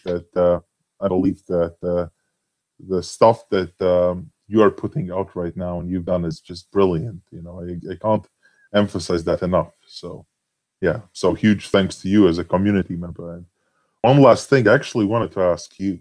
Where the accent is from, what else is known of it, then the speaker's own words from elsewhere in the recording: Latvia; I'm Latvian. You know? I'm from Latvia and I've born and, you know, raised here